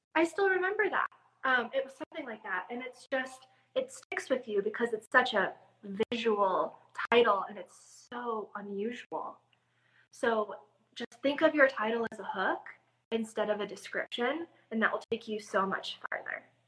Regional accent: Midwest, United States; I'm from the Midwest

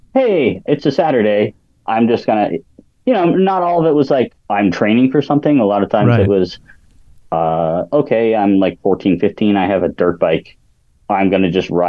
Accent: New Hampshire, United States; moved away as an adult; now in North Carolina, United States; I grew up in a tiny place in New Hampshire

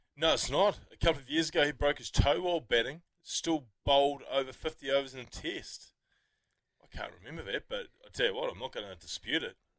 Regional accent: New Zealand; as Kiwi sports fans

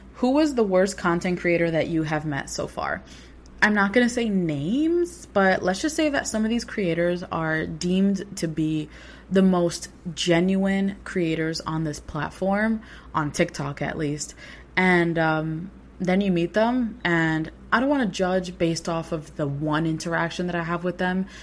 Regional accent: New York City, New York, United States; born and raised in New York City

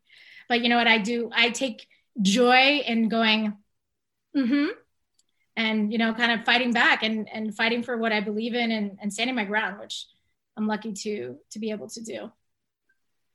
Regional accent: Long Island, New York, United States; also born or lived in Bronx, New York; I was born in the Bronx. I was born in New York. I grew up in Long Island.

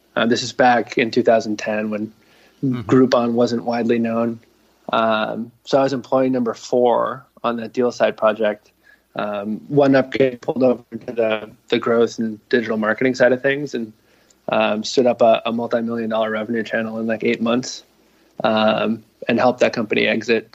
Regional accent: Narragansett, Rhode Island, United States; I grew up in Narragansett, Rhode Island, uh, on the bay

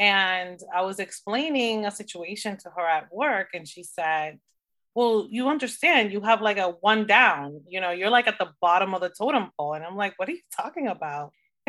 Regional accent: Dominican Republic; So as you know, I'm originally from the Dominican Republic and I almost went for the Dominican Republic

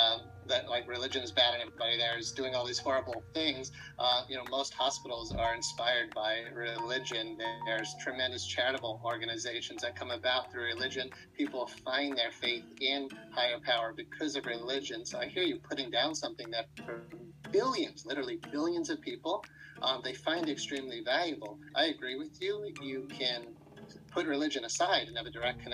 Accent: United States; I was born in America

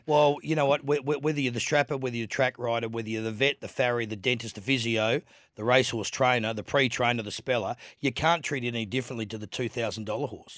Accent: Adelaide, South Australia, Australia; kid growing up in Adelaide

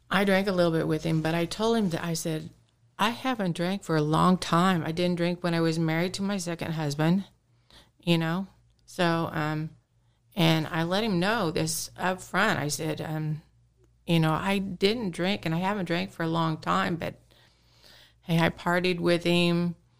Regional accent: Carthage, Missouri, United States; I was born and raised here in Carthage, Missouri

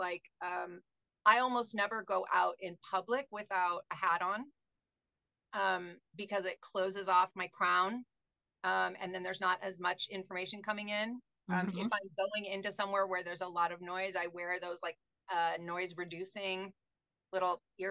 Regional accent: Seattle, Washington, United States; now in Tucson, United States; I'm from Seattle. That's where I'm born and raised.

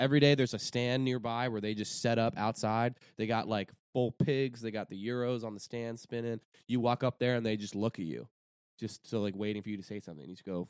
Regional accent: Wheeling, West Virginia, United States; born or raised there; moved away; also born or lived in Detroit, Michigan / Colorado / Los Angeles

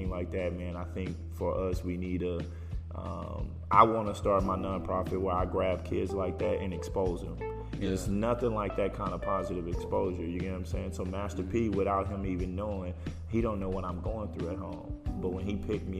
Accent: Houston, Texas, United States; I grew up in Houston. It's home

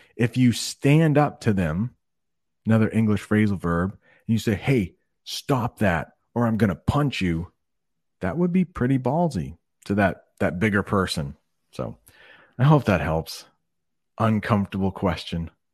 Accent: United States; in the United States, we often like to think of ourselves as non-conforming

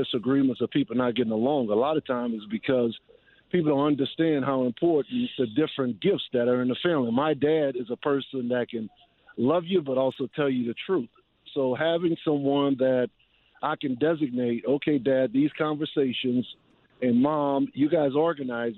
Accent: New Orleans, Louisiana, United States; my hometown in a Superdome where I played high school football games

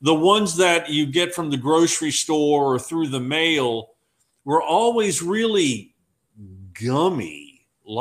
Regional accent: Fredericksburg, Virginia, United States; my hometown of Fredericksburg

